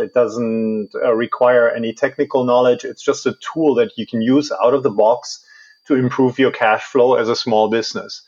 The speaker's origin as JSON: {"language": "English", "country": "Germany", "tie": "born or raised there", "also_born_or_lived": "Washington D.C.", "moved": "as an adult", "said": "I was, I was born and raised in Germany."}